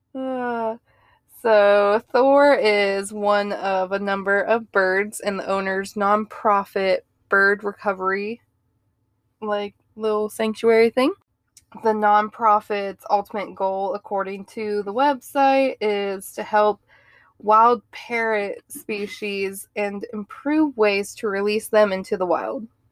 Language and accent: English; Ohio, United States; moved away; I grew up in Ohio